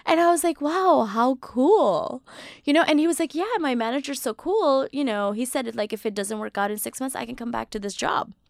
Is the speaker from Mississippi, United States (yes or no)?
yes; Mississippi, United States; now in New York City, United States; I grew up in Mississippi, so it was just black, white, and me